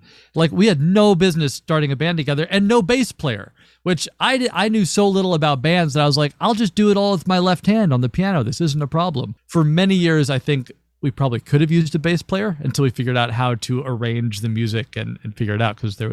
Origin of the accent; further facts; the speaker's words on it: Louisville, Kentucky, United States; I was born and raised in Louisville, Kentucky, so not too far from you all, I don't think. And I was there forever